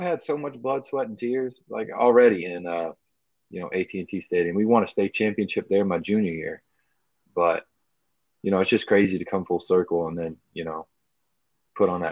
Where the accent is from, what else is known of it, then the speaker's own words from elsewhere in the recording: Dallas, Texas, United States; as a kid growing up in Dallas